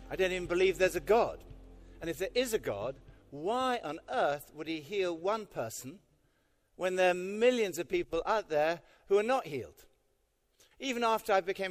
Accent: United Kingdom; we're British

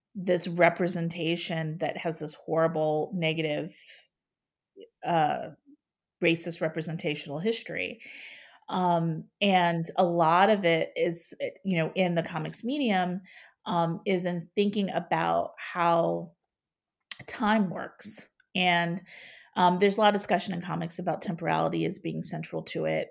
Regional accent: Ohio, United States; moved away as an adult; now in St. Louis, United States; since I'm from Ohio, when I would go home for the holidays

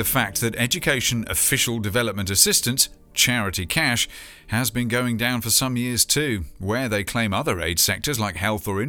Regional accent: United Kingdom; here in my home country

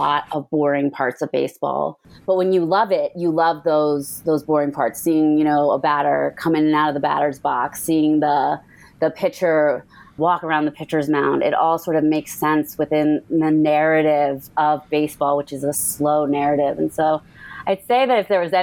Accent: United States; I grew up in the suburbs of Washington, D.C., same house all my life

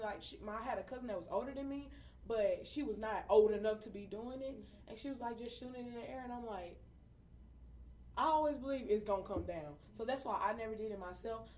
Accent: Arkansas, United States; now in Houston, United States; I'm originally from Arkansas

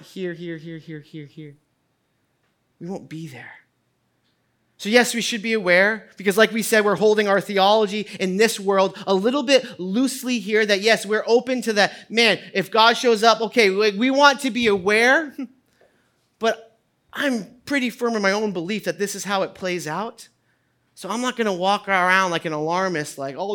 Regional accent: New England, United States; I grew up in New England

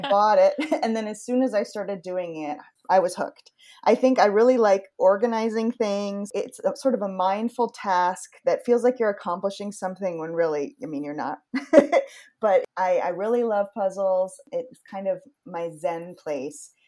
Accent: Yarmouth, Maine, United States; moved away; I grew up in Yarmouth, which is between Portland and Freeport.

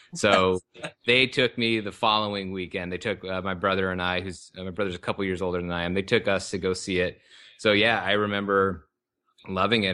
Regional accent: Lakewood, California, United States; also born or lived in Long Beach, California; I was born in Long Beach, California, and then grew up in the neighboring city of Lakewood, which is L A County, uh, in Ca, Southern California

